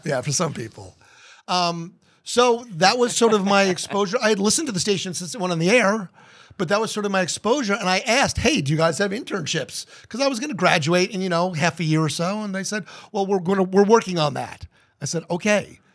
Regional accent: New Jersey, United States; now in Columbus, United States; growing up in New Jersey and New York

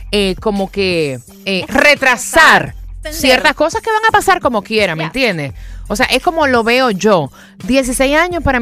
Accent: Cuba; Yo soy cubana y estoy muy de acuerdo

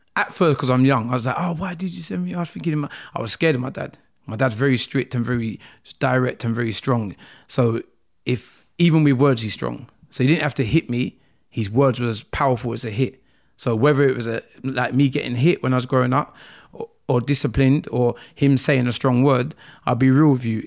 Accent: London, United Kingdom; also born or lived in Nigeria; I grew up in Croydon, um, area, South Norwood, to be precise

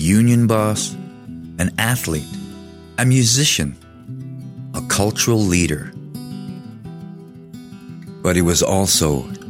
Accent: Tsimshian Nation, British Columbia, Canada; also born or lived in Prince Rupert, British Columbia; I'm First Nations from the Tsimshian Nation. I live in Prince Rupert, British Columbia.

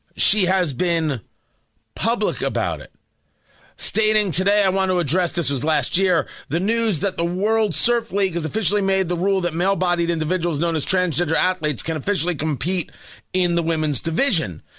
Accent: New Jersey, United States; I grew up in Jersey near the shore

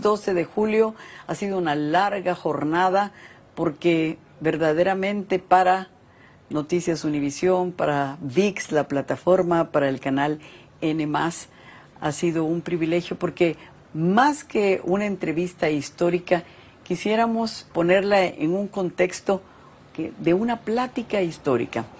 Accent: Mexico; Somos mexicanas.

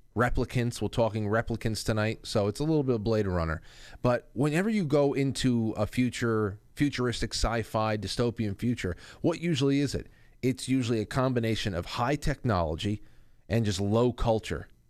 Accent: Westchester, New York, United States; my hometown, right? Ed Sullivan's from over here in Westchester

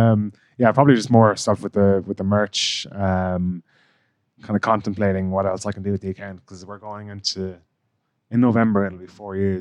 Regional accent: Ireland; now in London, United Kingdom; I'm Irish

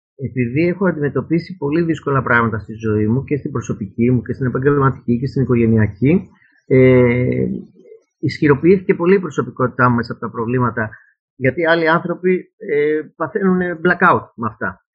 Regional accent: Piraeus, Attica, Greece; Εγώ γεννήθηκα στον Πειραιά, στο κέντρο-κέντρο του Πειραιά, πίσω ακριβώς από το Δημοτικό Θέατρο

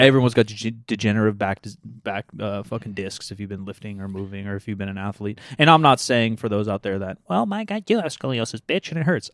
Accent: United States; we're American

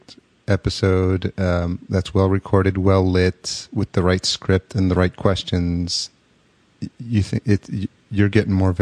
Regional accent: New York, United States; as a New Yorker

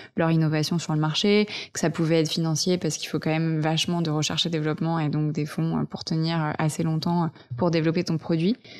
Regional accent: Vercors, Auvergne-Rhône-Alpes, France; now in Paris, France; j'ai grandi en montagne, dans le Vercors

